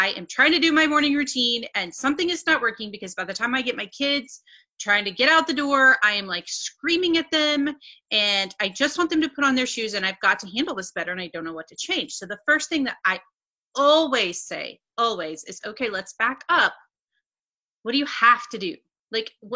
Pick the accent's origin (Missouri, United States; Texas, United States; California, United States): Missouri, United States; Northeast; I'm from Northeast Missouri